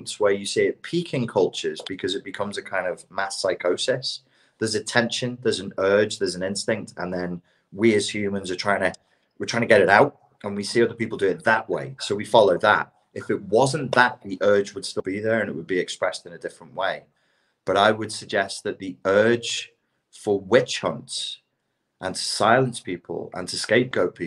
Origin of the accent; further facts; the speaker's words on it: England, United Kingdom; accent: English; moved away; my English accent